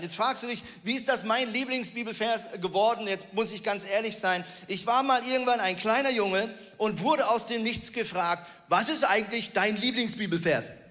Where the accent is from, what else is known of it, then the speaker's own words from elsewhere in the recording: Switzerland; moved away as an adult; also born or lived in Northern Germany; now in Germany; ich bin ja Schweizer